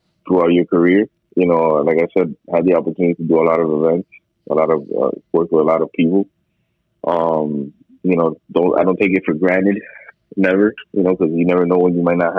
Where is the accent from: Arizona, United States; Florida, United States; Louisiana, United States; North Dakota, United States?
Florida, United States; Miami; I was born and raised here in Miami